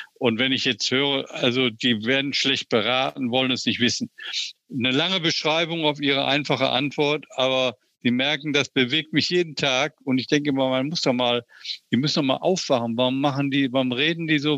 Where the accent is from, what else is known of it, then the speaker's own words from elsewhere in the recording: Oberhausen, North Rhine-Westphalia, Germany; Meine Heimatstadt Oberhausen